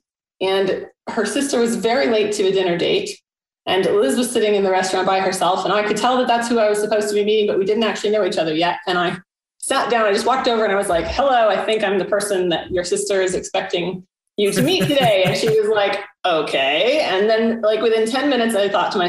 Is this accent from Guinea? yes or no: no; rural Massachusetts, United States; moved away; also born or lived in Los Angeles; I grew up in rural Massachusetts